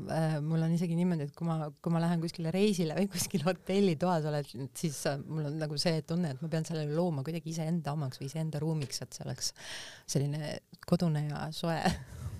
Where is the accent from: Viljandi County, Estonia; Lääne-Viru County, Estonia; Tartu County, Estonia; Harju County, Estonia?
Harju County, Estonia; Tallinn; also born or lived in Lasnamäe, Tallinn; ma oma varasemas lapsepõlves ma elasin Kadriorus